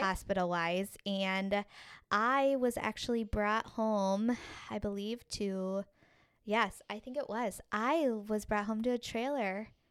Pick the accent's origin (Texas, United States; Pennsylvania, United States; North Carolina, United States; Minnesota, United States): Minnesota, United States; Minneapolis; I was born right here in Minneapolis, Minnesota